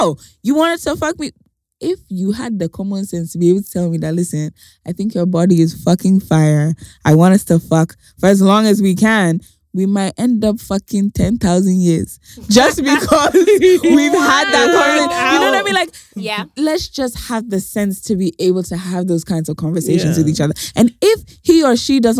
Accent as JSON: {"language": "English", "country": "Ghana", "said": "as a Ghanaian society"}